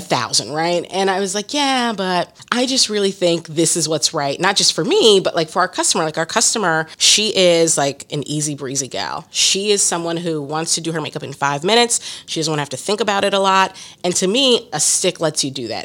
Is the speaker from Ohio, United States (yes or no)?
yes; Columbus, Ohio, United States; now in Philadelphia, United States; My hometown is Columbus, Ohio, and now I live in Philadelphia.